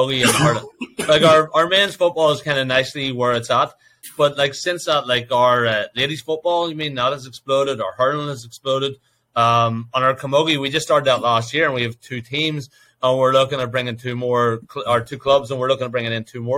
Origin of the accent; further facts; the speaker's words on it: County Down, Northern Ireland, United Kingdom; now in United States; us Down boys